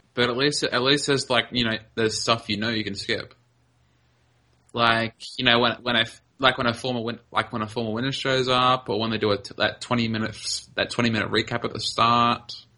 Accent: Australia; I'm Australian.

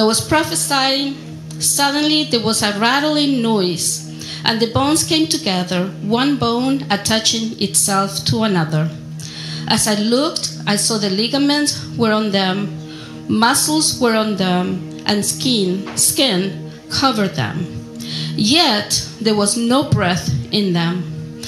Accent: Argentina; English is a second language; moved away; I'm from Argentina, and yes, there are people with my skin tone in Argentina

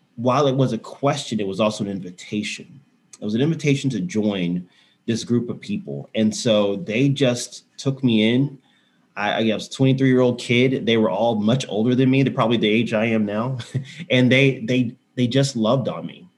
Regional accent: Houston, Texas, United States; also born or lived in San Antonio; now in Austin, United States; I, have lived in Texas my whole life. So right. I grew up in Houston

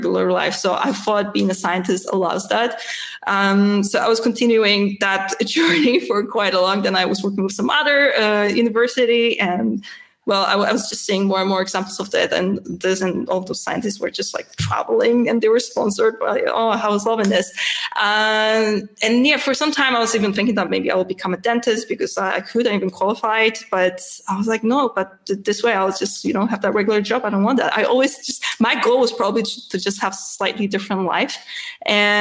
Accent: Gdynia, Pomeranian Voivodeship, Poland; English is a second language; moved away as an adult; now in Vienna, Austria; I was born in Gdynia, which is a part of Metropole, northern Metropole

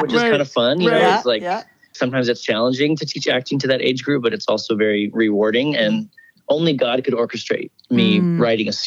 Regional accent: Washington, United States; now in Nashville, United States; my sister and I grew up doing it in Washington State

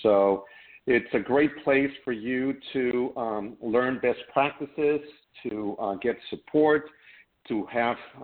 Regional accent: Mexico City, Mexico; moved away as an adult; now in United States; I was born and raised in Mexico City

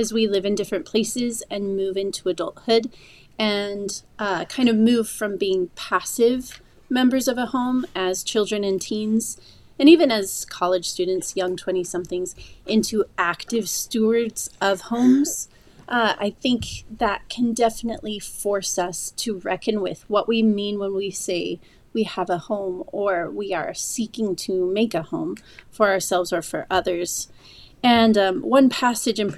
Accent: Idaho, United States; moved away as an adult; also born or lived in Washington, D.C. area / Oxford; I am originally from Idaho

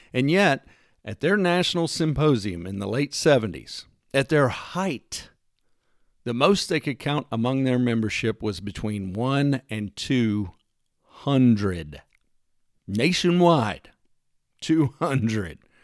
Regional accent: Texas, United States; moved away; I wasn't born there, and I no longer live there, but I grew up in the great state of Texas

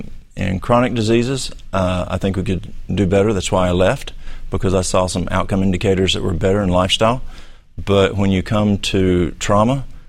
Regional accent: Dunlap, Tennessee, United States; I'm from Dunlap.

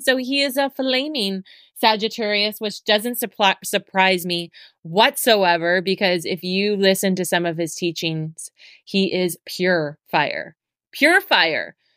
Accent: Abbotsford, British Columbia, Canada; moved away as an adult; also born or lived in Vancouver; I moved out from Abbotsford when I was 18. I moved to Vancouver

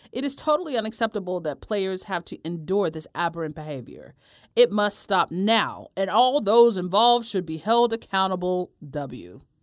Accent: United States; I'm from America

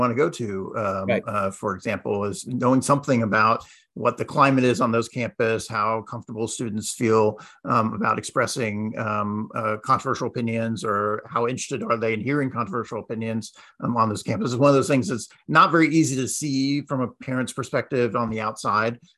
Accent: Texas, United States; moved away; my home state of Texas

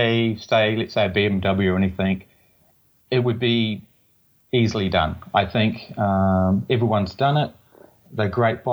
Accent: Tauranga, Bay of Plenty, New Zealand; moved away as an adult; also born or lived in Portland, Oregon; originally from Tauranga, New Zealand, born and raised in New Zealand.

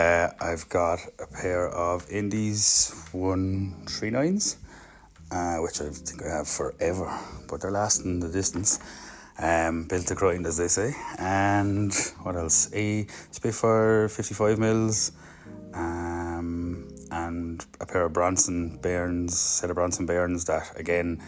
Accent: Waterford, Munster, Ireland; all the way down in the sunny southeast, Waterford City

